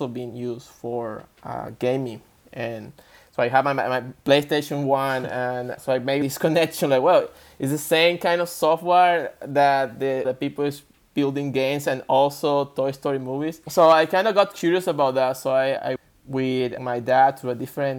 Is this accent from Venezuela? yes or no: yes; Venezuela; I was born in Venezuela. It's a Latin American, South America. I was raised there